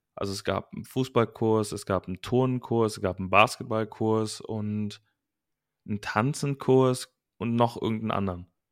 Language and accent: German; Langenfeld, North Rhine-Westphalia, Germany; ich wollte eigentlich nur auf eine Gesamtschule bei uns in Langenfeld damals